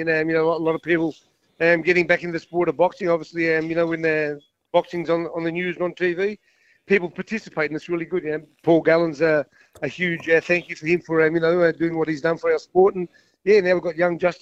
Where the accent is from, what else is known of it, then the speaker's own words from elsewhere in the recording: Australia; me being an Aussie